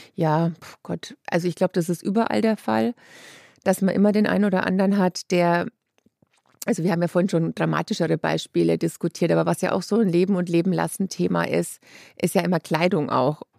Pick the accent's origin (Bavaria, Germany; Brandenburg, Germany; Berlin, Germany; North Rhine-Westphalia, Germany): Bavaria, Germany; Lower Franconia; ich bin aus Unterfranken